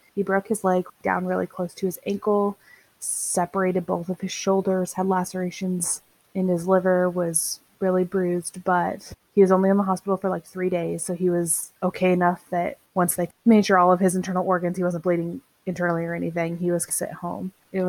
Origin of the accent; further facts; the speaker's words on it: Northern California, United States; moved away as an adult; also born or lived in Northern Nevada / Los Angeles; now in Texas, United States; I grew up in Northern California, and I went to college in Northern Nevada.